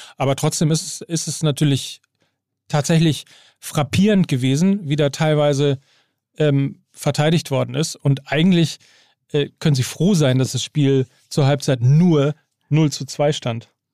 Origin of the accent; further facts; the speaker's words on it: Gütersloh, North Rhine-Westphalia, Germany; in meine Heimatstadt nach Gütersloh